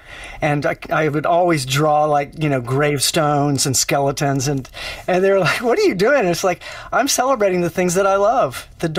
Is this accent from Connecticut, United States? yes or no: no; Austin, Texas, United States; I grew up in Austin. I've always lived on the east side all the way from the old airport all the way down to Dove Springs.